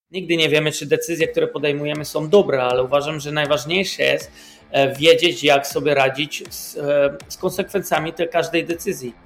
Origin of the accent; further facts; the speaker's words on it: Poland; moved away as an adult; now in Netherlands; pochodzę z Polski. 20 lat temu, ponad 20 lat temu wyjechałem z Polski i mieszkam w Holandii.